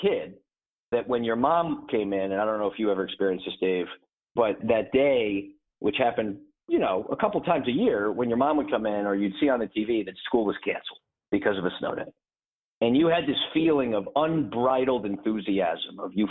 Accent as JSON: {"language": "English", "area": "a small town northwest of Hartford", "region": "Connecticut", "country": "United States", "tie": "born or raised there", "said": "I grew up in the Northeast in a small town northwest of Hartford, Connecticut"}